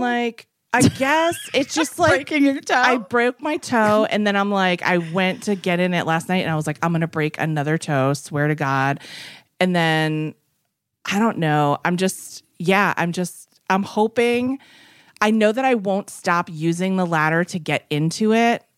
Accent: Massachusetts, United States; I'm from Massachusetts

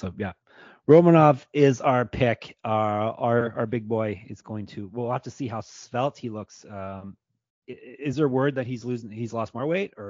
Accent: Canada; I see I'm Canadian. I don't know all the cities in Georgia

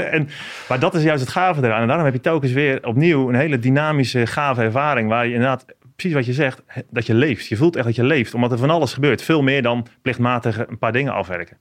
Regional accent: Apeldoorn, Gelderland, Netherlands; ik kom uit een gezin van tien kinderen. En wij wonen in Apeldoorn op de Veluwe.

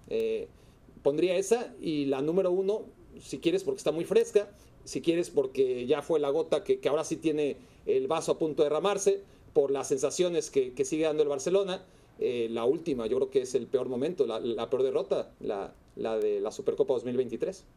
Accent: Mexico; Como mexicano

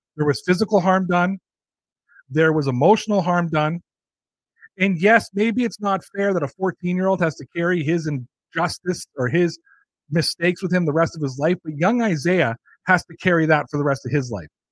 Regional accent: Canada; I'm Canadian

